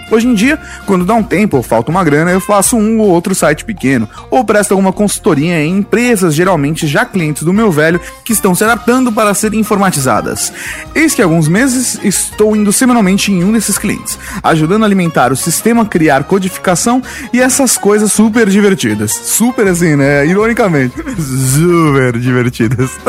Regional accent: São Paulo, Brazil; Sou de Sampa e trabalho como acupunturista.

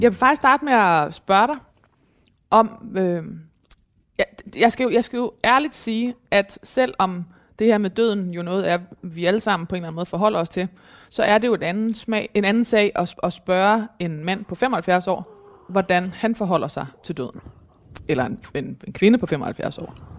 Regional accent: Thy, North Denmark Region, Denmark; jeg kommer jo fra Thy, som er lige ved siden af Mors

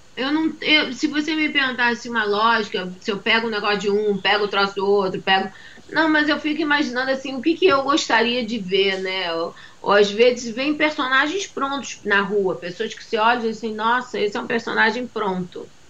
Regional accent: Salvador, Bahia, Brazil; moved away as an adult; now in Rio de Janeiro, Brazil; Fui criada em Salvador, com 11 anos de idade me mudei para Salvador

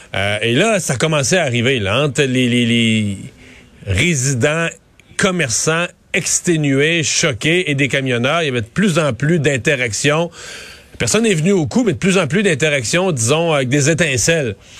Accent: Quebec, Canada; on est québécois

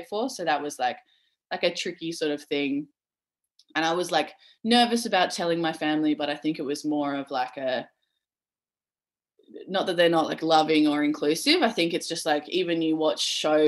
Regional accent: Perth, Western Australia, Australia; growing up in Perth

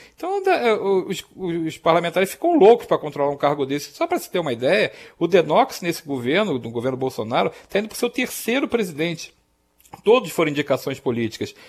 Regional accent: Rio de Janeiro, Brazil; Eu cresci no Rio de Janeiro

